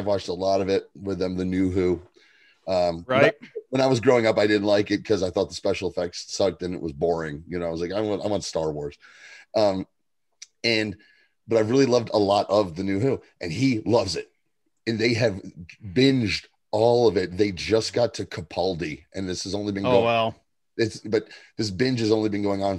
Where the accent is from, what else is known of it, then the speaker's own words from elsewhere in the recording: Ringoes, New Jersey, United States; moved away; I lived in a little town called Ringo's, which was by Flemington.